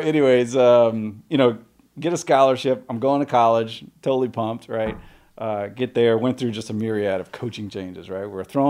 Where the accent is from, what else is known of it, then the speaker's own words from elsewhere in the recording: New Orleans, Louisiana, United States; born there; So, I was born in New Orleans, moved around a bunch.